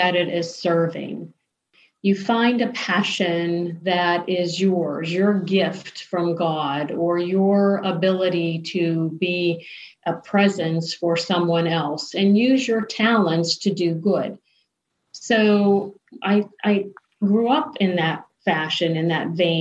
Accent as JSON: {"language": "English", "town": "Ambridge", "region": "Pennsylvania", "country": "United States", "tie": "born or raised there", "also_born_or_lived": "North Hills", "said": "So Ambridge, none of us were born in the town itself, but we were born in an adjacent town, all part of the same school district. So when we say where we're from, we say we're from Ambridge"}